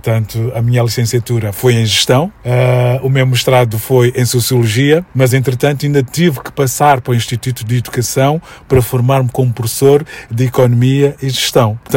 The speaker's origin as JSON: {"language": "Portuguese", "country": "Mozambique", "moved": "yes", "said": "Porque eu, quando saí de Moçambique, eh, as pessoas que saíram na minha época, que fomos muitos, eh, nós sentíamos que o espaço Moçambique, ou espaço Maputo"}